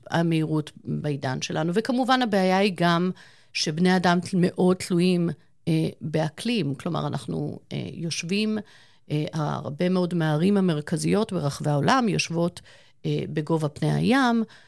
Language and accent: Hebrew; Eilat, Southern District, Israel; moved away; אני גדלתי בתקופה מסוימת בחיי, גרנו באילת.